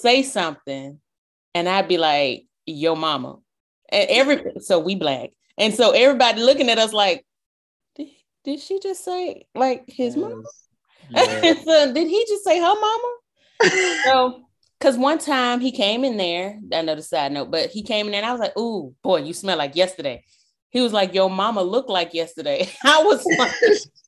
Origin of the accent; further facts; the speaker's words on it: the South, United States; I'm from the South.